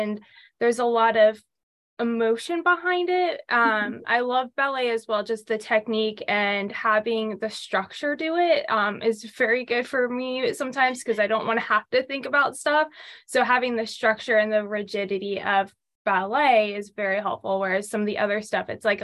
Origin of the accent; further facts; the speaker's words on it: Jacksonville, Florida, United States; I was born and raised in Jacksonville, Florida